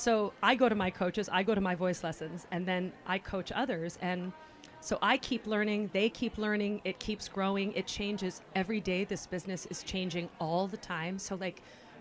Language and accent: English; California, United States; moved away as an adult; I'm from California